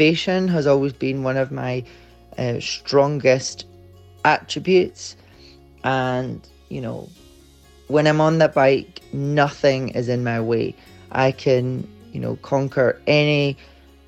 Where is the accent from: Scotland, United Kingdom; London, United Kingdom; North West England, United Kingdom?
Scotland, United Kingdom; Edinburgh; I'm from Edinburgh in Scotland.